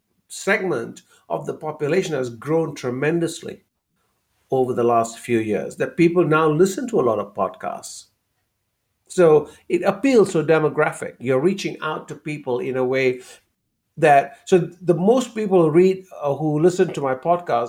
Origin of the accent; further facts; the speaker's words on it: Malaysia; moved away; Growing up in Malaysia